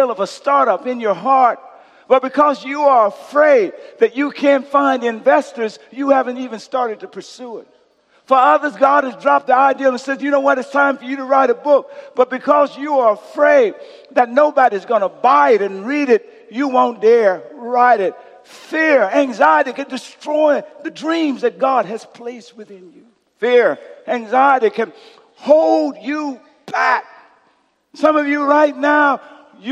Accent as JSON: {"language": "English", "region": "Louisiana", "country": "United States", "tie": "born or raised there", "moved": "yes", "said": "my home state, Louisiana"}